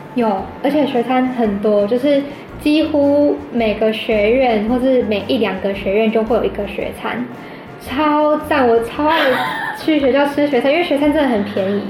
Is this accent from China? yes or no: no; Tainan, Taiwan; moved away as an adult; now in Bangkok, Thailand; 我们台南人的早餐也是蛮丰盛